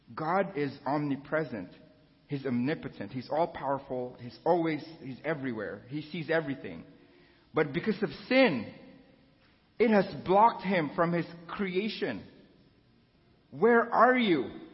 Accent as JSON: {"language": "English", "country": "Philippines", "tie": "born or raised there", "moved": "yes", "said": "I was born and raised in the Philippines."}